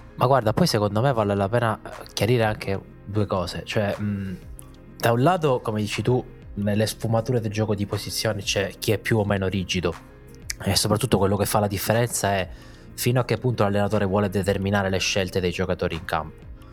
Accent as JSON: {"language": "Italian", "country": "Italy", "said": "in Italia"}